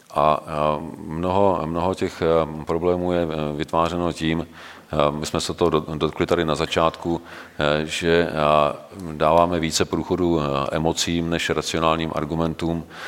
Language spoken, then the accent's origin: Czech; Czechia; jako Češi